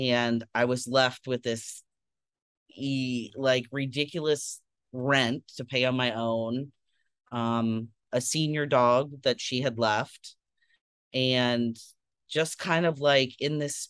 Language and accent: English; Tampa, Florida, United States; I grew up in Tampa, Florida